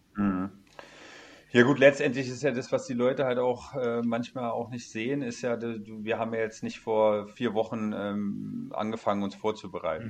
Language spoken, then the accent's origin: German; Kassel, Hesse, Germany; moved away as an adult; also born or lived in Cologne; seit zwei Jahren zurück in meine ja. Heimat, äh, in meine Heimatstadt, in der ich geboren bin